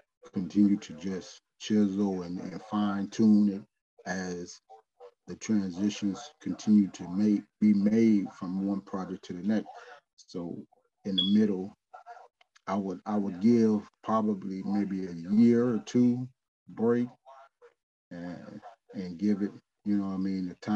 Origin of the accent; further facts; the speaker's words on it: Midwest, United States; I'm from the Midwest.